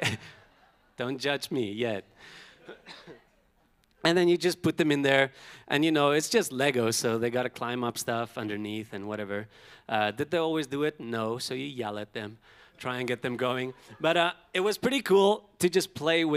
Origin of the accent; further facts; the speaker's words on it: Pretoria, Gauteng, South Africa; as a boy growing up in South Africa, you know, I've had a lot of brothers